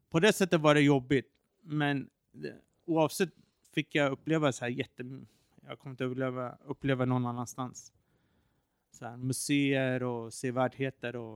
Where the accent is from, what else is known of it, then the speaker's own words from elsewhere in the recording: Iran; Eh, när jag var i mitt hemland Iran förra året, jag gillar street snacks.